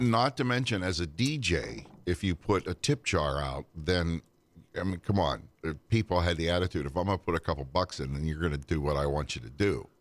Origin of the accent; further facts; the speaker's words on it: Western Pennsylvania, United States; I'm an Amish kid from Western Pennsylvania